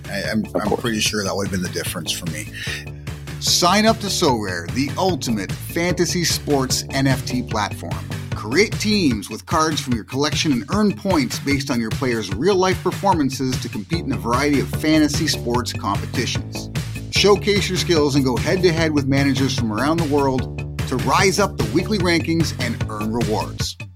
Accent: Toronto, Ontario, Canada; growing up in Toronto

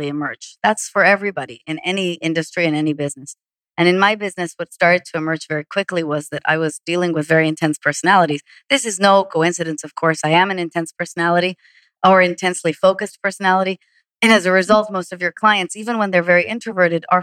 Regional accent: Israel; moved away; I'm from Israel

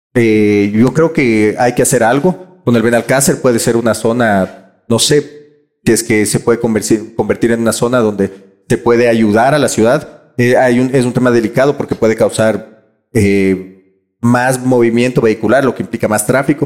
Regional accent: Quito, Pichincha, Ecuador; nos va a dar a los quiteños un sentido de pertenencia

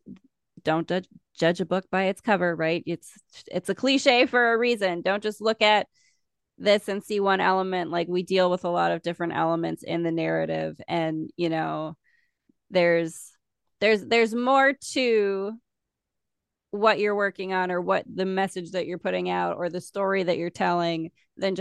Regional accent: South Dakota, United States; I'm from South Dakota. It's a conservative state.

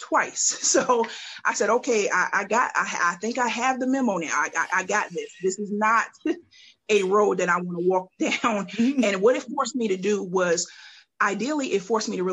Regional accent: Mount Vernon, New York, United States; now in Columbia, United States; I'm originally from Mount Vernon, New York, and I've migrated to Columbia, South Carolina

